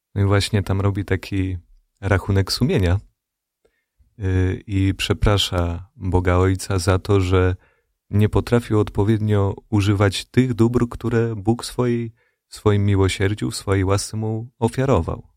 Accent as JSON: {"language": "Polish", "town": "Radom", "region": "Masovian Voivodeship", "country": "Poland", "tie": "born or raised there", "said": "ja pochodzę z Radomia"}